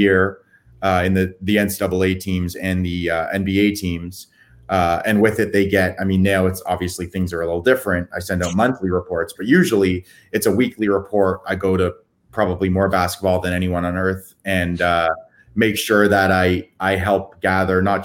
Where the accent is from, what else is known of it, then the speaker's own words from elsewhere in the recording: Canada; also born or lived in Toronto; I'm Canadian